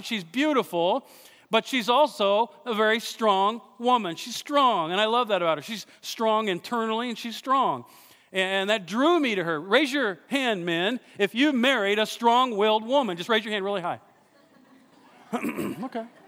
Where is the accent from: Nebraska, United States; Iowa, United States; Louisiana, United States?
Iowa, United States; I'm from Iowa.